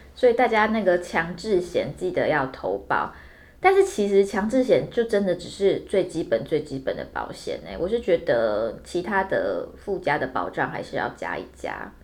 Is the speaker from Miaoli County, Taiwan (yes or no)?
no; Hualien County, Taiwan; moved away; 我是花莲人，我跟亮哥属于这个花东干线联盟